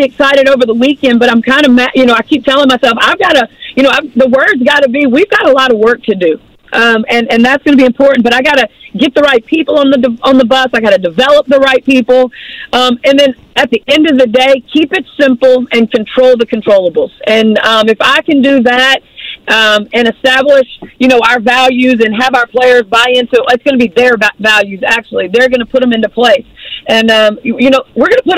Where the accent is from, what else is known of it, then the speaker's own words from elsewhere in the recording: Baton Rouge, Louisiana, United States; also born or lived in Gulf Coast, Mississippi / Evanston, Illinois / Chicago / Russia; now in Mississippi Gulf Coast, United States; I'm from Baton Rouge, but I live on the Gulf Coast in Mississippi